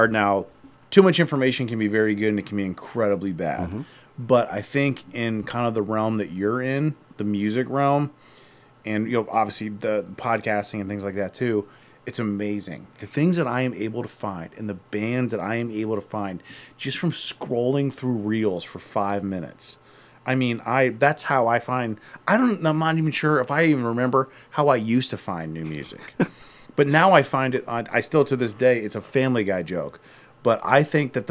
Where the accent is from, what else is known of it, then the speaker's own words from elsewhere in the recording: Akron, Ohio, United States; I'm from Akron originally